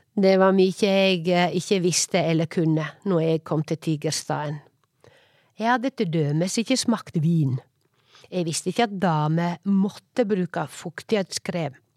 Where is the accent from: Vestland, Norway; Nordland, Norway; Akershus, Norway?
Vestland, Norway; Årdal; accent: Sogning; moved away; also born or lived in Oslo; Heime i Årdal